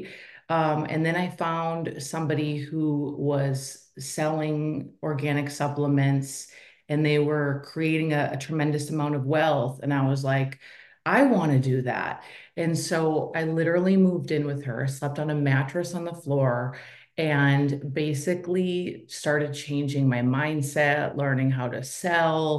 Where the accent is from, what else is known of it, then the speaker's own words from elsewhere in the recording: Minnesota, United States; I am a girl from Minnesota. So I was raised by a single mom.